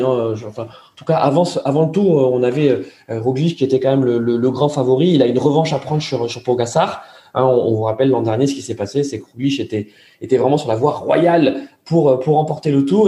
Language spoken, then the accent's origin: French; France; nous, en tant que Français